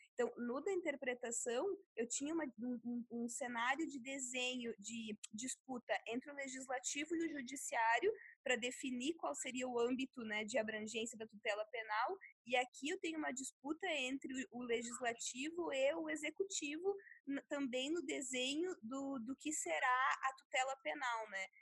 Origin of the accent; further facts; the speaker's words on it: Sarandi, Rio Grande do Sul, Brazil; moved away; minha cidade natal lá do interior do Rio Grande do Sul, de 20 mil habitantes